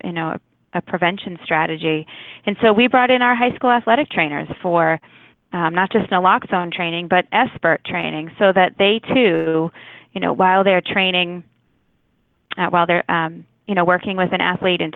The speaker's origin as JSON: {"language": "English", "town": "Walpole", "region": "Massachusetts", "country": "United States", "tie": "born or raised there", "said": "I grew up in Walpole"}